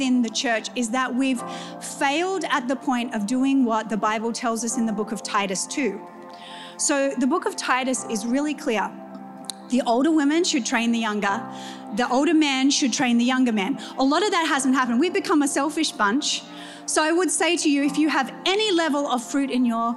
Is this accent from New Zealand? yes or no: yes; New Zealand; when I was growing up in New Zealand, went into ministry and marriage at 17